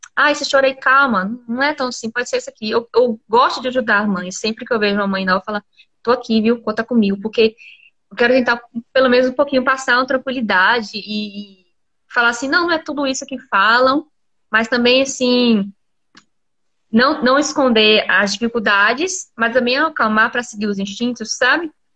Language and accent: Portuguese; Camaçari, Bahia, Brazil; moved away as an adult; now in Vitória da Conquista, Brazil; Eu não sou daqui, sou de Camaçari. Então eu sou do calor.